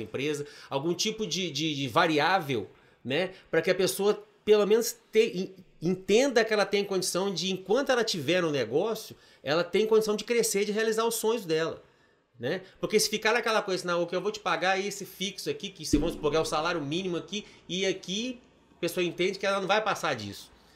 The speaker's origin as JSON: {"language": "Portuguese", "town": "Manhumirim", "region": "Minas Gerais", "country": "Brazil", "tie": "born or raised there", "moved": "yes", "said": "na região lá de Manhumirim, que é minha terra natal"}